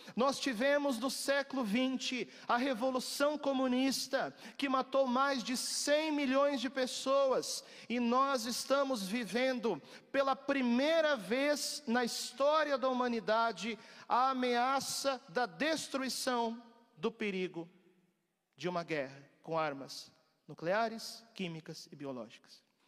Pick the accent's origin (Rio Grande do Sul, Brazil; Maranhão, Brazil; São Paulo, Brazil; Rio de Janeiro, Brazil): Rio Grande do Sul, Brazil; eu sou gaúcho, eu gosto de frio